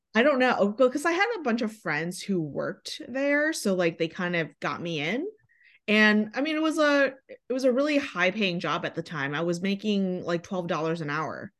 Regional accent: Michigan, United States; moved away as an adult; also born or lived in La Jolla, California; now in Los Angeles, United States; I'm from Michigan

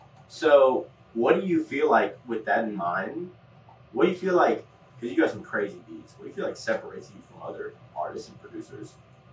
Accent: Midwest, United States; I'm from the Midwest. I've been to California a little bit.

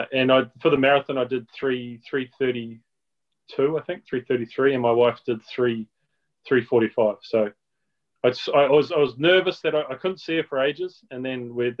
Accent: Hamilton, Waikato, New Zealand; I grew up in Hamilton with my brother and sister

